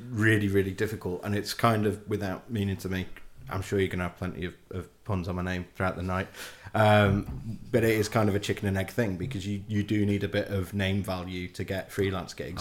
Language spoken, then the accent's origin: English; Warrington, North West England, United Kingdom; moved away as an adult; also born or lived in Leeds; now in Yorkshire, United Kingdom; growing up in Warrington